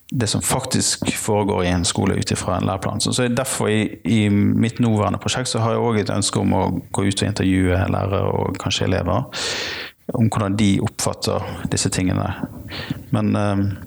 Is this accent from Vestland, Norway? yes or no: yes; Bergen, Vestland, Norway; jeg kommer fra Bergen